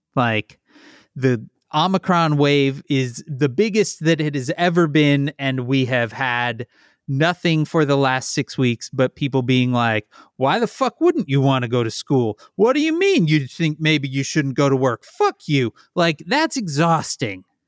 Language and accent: English; Midwest, United States; now in Chicago, United States; I'm from the Midwest